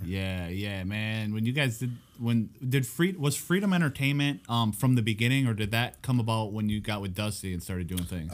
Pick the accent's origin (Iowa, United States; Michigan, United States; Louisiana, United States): Michigan, United States; Escanaba; my hometown